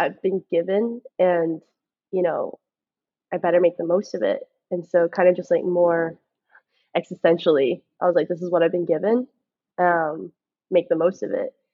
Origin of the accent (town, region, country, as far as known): Georgia, United States